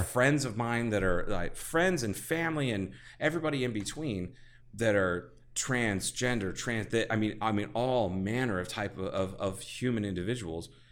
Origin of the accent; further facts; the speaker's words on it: Ohio, United States; I'm from Ohio, which is s, has pockets of culture